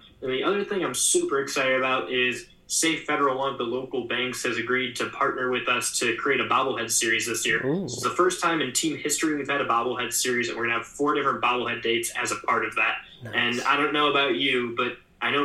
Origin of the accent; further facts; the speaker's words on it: Cleveland, Ohio, United States; But I grew up in Cleveland. So diehard Cleveland baseball fan.